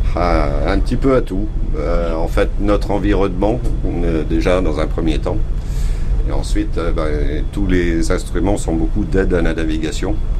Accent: La Rochelle, Nouvelle-Aquitaine, France; chez nous à La Rochelle

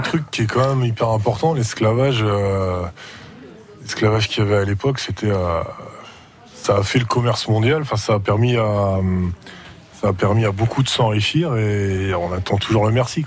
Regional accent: Breton, Brittany, France; je suis breton

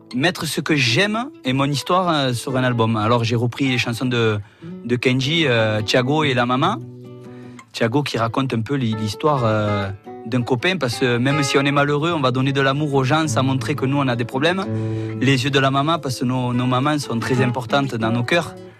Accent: Montpellier, Occitania, France; also born or lived in Pérols; now in Jonquières-Saint-Vincent, France; Après, je suis venu à Montpellier

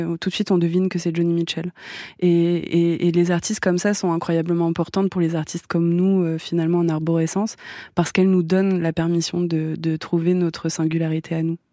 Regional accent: France; je suis française

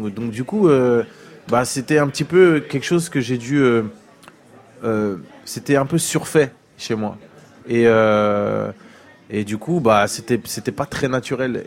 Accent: France; j'ai grandi en France avec ma mère et mes tantes et tout ça et du coup l'Afrique je l'ai connue à 20 ans

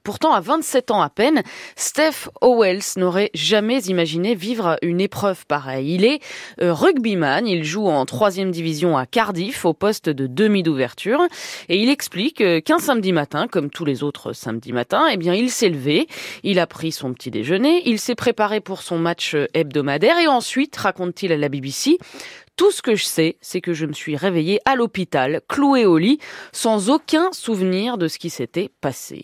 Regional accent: France; chez nous en France

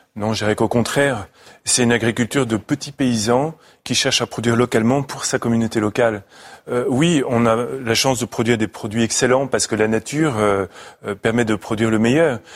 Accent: Paris, Île-de-France, France; moved away; je suis un petit Parisien

